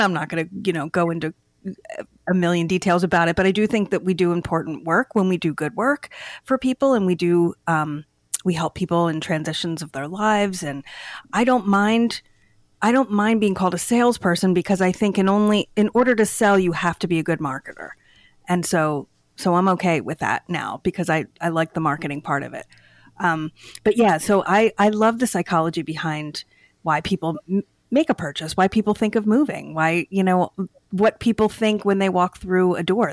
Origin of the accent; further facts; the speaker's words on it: Downingtown, Pennsylvania, United States; I grew up in in Chester County in Downingtown